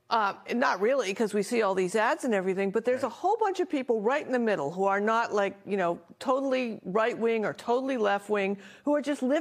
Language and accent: English; Portland, Oregon, United States; We're actually from Portland, Oregon